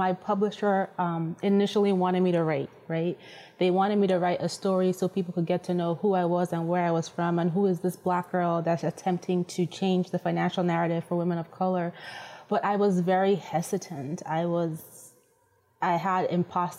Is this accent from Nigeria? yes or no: yes; Nigeria; moved away; I'm originally Nigerian, and the language is Yoruba